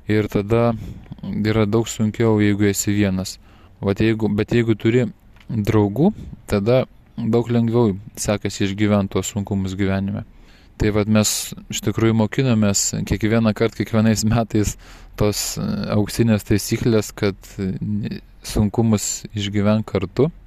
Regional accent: Lithuania; mes lietuviai vyrai esam linkę viską patys pasidaryti.

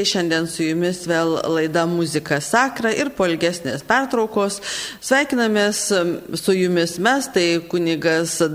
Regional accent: Samogitia, Lithuania; mes žemaičiai

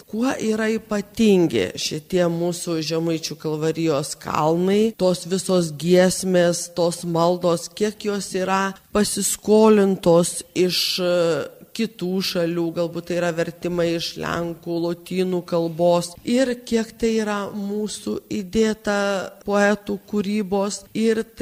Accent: Samogitia, Lithuania; aš esu pati žemaitė

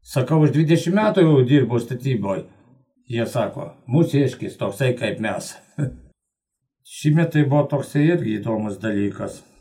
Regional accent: Lazdijai district, Alytus County, Lithuania; gimiau Lasdėjų rajone.

